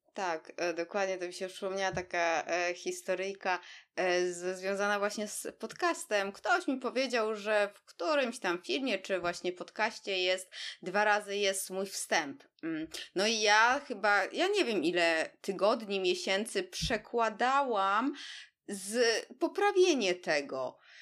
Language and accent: Polish; Warsaw, Masovian Voivodeship, Poland; jesteśmy oboje z Warszawy